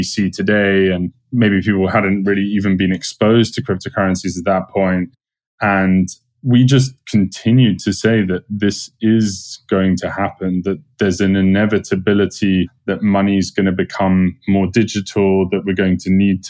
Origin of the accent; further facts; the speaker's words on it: London, United Kingdom; moved away as an adult; now in United States; I'm from London